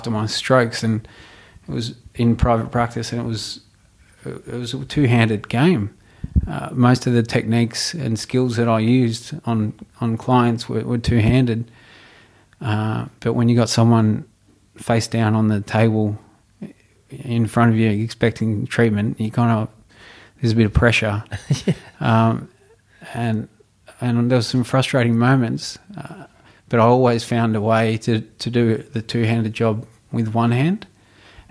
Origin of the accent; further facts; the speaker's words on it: Melbourne, Victoria, Australia; I grew up in Altona in the west of Melbourne.